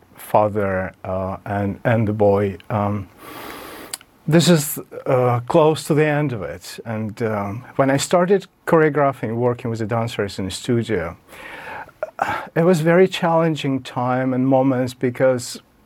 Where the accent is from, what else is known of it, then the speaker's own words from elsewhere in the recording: Kyiv, Ukraine; moved away; also born or lived in Russia; But I am from Kyiv, and I feel more and more Ukrainian now.